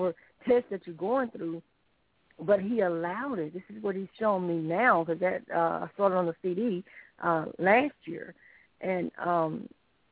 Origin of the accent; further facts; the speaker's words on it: Sylacauga, Alabama, United States; I'm originally from Sylacauga, Alabama